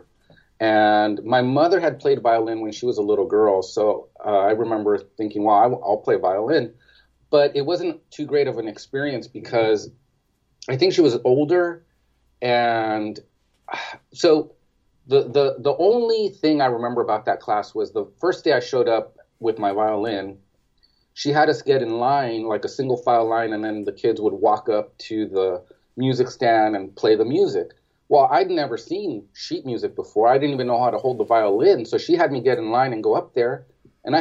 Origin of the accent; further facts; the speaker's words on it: East Los Angeles, California, United States; I grew up in East Los Angeles